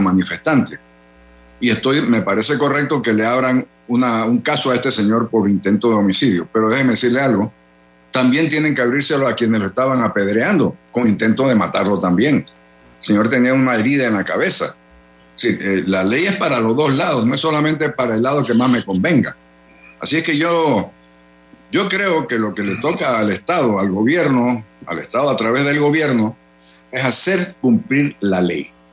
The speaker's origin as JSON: {"language": "Spanish", "country": "Panama"}